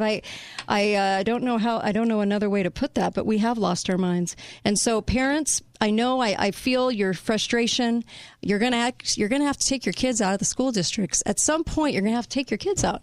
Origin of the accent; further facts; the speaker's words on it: California, United States; now in Utah, United States; I was raised in California